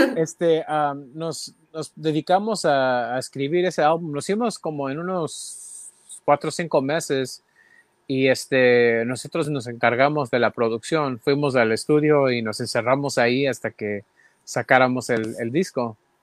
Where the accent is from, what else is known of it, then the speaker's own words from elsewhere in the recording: San Jose, California, United States; San José, de donde soy yo